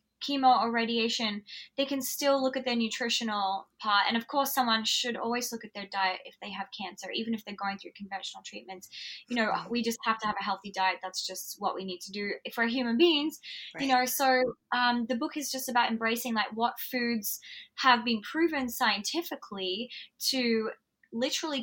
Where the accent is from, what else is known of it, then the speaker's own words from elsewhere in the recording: Alice Springs, Northern Territory, Australia; I grew up in Outback Australia in Alice Springs.